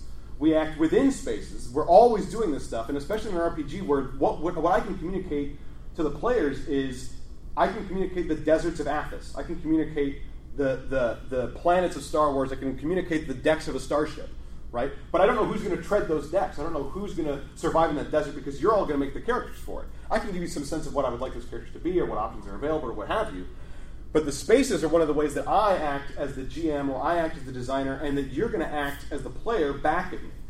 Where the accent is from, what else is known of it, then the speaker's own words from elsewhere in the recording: Midwest, United States; I'm from the Midwest.